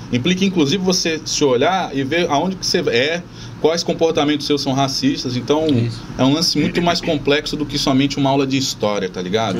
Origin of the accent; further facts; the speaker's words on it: São Vicente, São Paulo, Brazil; eu sou nascido em São Vicente